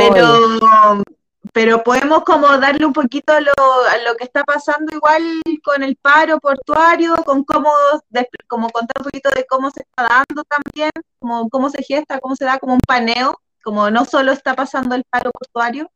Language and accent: Spanish; Chile